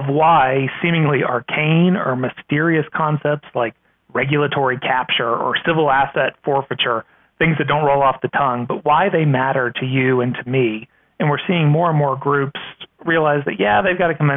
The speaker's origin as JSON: {"language": "English", "region": "Virginia", "country": "United States", "said": "My home state of Virginia"}